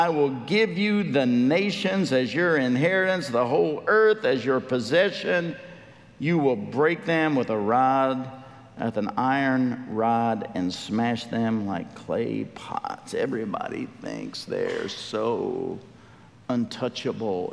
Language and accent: English; United States; we as American believers